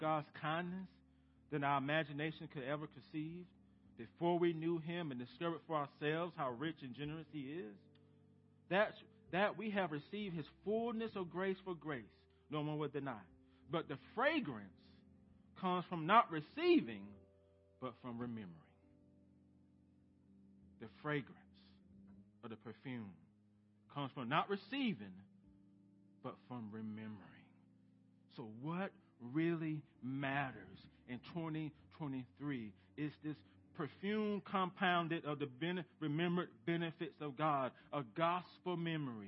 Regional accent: United States; As American Christians

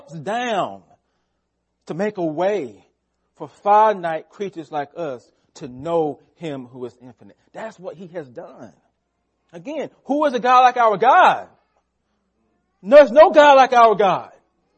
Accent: United States; We are Americans

